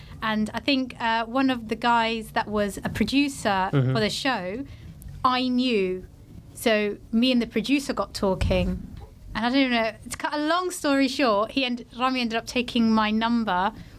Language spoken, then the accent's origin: English; Portsmouth, South East England, United Kingdom; born or raised there